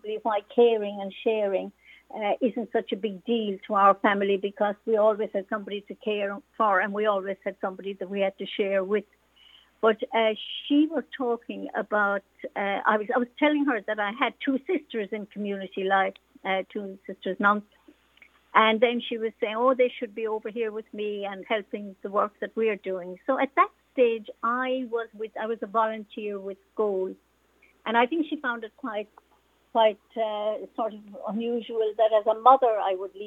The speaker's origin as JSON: {"language": "English", "town": "Mogeely", "region": "Munster", "country": "Ireland", "said": "I am from beautiful County Cork in the southernmost part of our beautiful country. I'm from East Cork"}